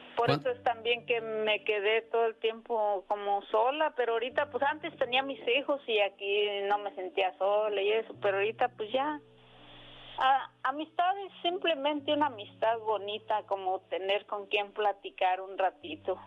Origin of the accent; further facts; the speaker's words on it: Morelia, Michoacán, Mexico; Yo soy de Morelia, Michoacán.